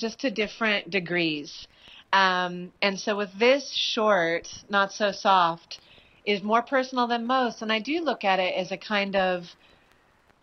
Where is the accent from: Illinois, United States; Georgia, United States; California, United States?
California, United States; Berkeley; now in New York, United States; I grew up in Berkeley, California, and now I live in New York